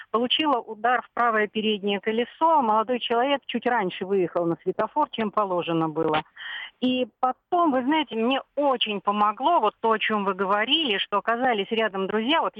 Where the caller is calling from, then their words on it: Belgorod, Belgorod Oblast, Russia; …, я из Белгорода.